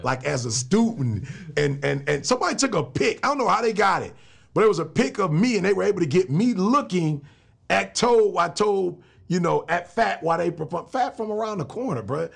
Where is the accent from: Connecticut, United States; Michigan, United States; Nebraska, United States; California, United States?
Michigan, United States; I grew up in Michigan